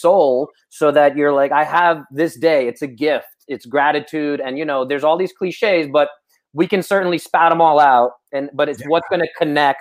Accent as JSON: {"language": "English", "region": "Moscow", "country": "Russia", "tie": "born or raised there", "moved": "yes", "said": "I come from communist Russia. I was born in Moscow in the 80s"}